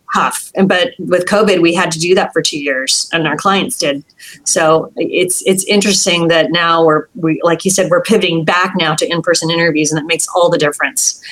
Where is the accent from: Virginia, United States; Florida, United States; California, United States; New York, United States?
California, United States; San Jose; I grew up in San Jose.